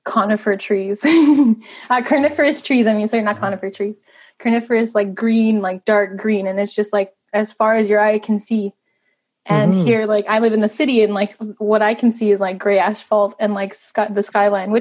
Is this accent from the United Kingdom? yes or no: no; Mistissini, Quebec, Canada; first language Cree; English is a second language; now in Montreal, Canada; I'm from the Eastern James Bay Cree community of Mistissini.